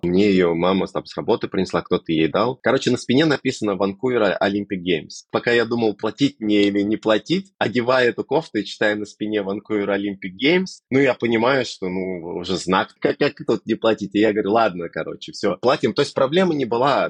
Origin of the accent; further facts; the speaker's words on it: Moscow, Russia; moved away as an adult; now in Vancouver, Canada; я сам из Москвы и всегда жил в Москве